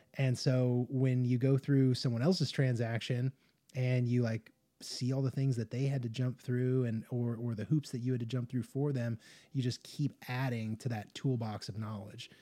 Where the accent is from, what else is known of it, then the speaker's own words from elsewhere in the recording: Las Vegas, Nevada, United States; moved away; I spent a lot of time growing up in like the Las Vegas area